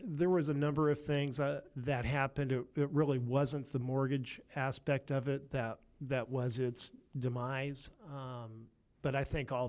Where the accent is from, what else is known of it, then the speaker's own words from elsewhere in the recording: California, United States; I was from California, so I led a large mortgage operation in Southern California.